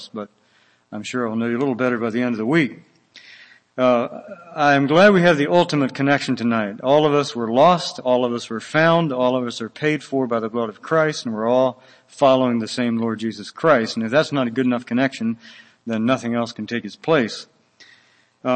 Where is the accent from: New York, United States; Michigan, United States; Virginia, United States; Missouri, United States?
Virginia, United States; Willis Ridge, Floyd County; moved away as an adult; also born or lived in Guatemala; I am from Wills Ridge, which is Floyd County, Virginia. It's a one stoplight county. We're a very rural place and love to keep it that way